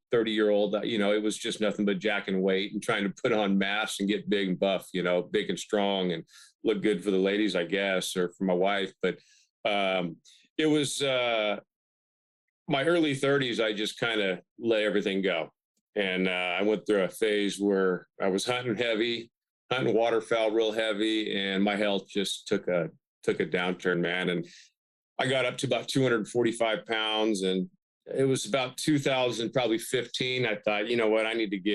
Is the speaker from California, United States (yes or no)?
yes; Bakersfield, California, United States; moved away as an adult; now in Humboldt County, United States; my hometown in Bakersfield, I spent about 8 years coaching high school basketball before I moved up here